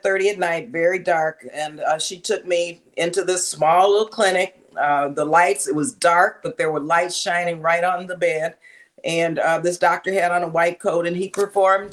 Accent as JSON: {"language": "English", "town": "El Paso", "region": "Texas", "country": "United States", "tie": "born or raised there", "moved": "yes", "lives_now": "Oakland, United States", "said": "where I was raised in El Paso, Texas, border town"}